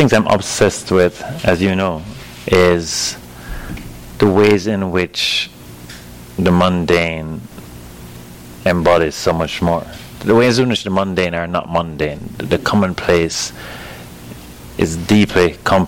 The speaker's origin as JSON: {"language": "English", "town": "Kingston", "country": "Jamaica", "tie": "born or raised there", "moved": "yes", "said": "growing up in Jamaica"}